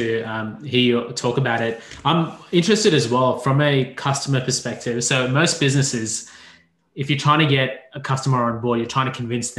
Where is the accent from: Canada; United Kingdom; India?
India; moved away; I'm from India